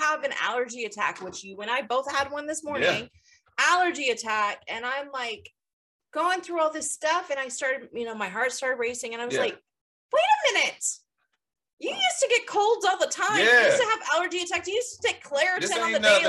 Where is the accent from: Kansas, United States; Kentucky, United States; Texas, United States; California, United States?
California, United States; Bay Area; I grew up in the Bay Area